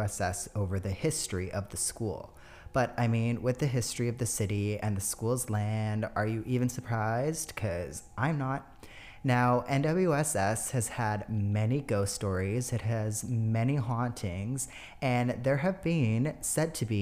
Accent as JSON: {"language": "English", "town": "New Westminster", "region": "British Columbia", "country": "Canada", "tie": "born or raised there", "said": "my hometown of New Westminster, British Columbia, out in Canada"}